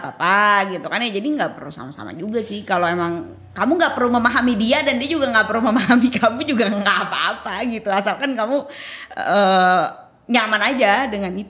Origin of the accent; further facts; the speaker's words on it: Bandung, West Java, Indonesia; moved away as an adult; now in Jakarta, Indonesia; sebagai orang Bandung